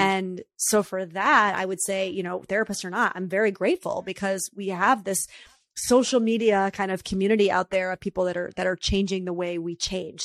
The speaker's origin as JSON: {"language": "English", "region": "New York", "country": "United States", "said": "me as a New Yorker therapist"}